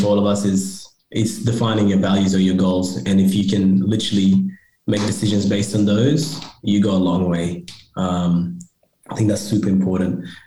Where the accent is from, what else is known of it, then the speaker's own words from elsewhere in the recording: Australia; also born or lived in Sudan / Egypt; I come from two different cultures and I grew up in Australia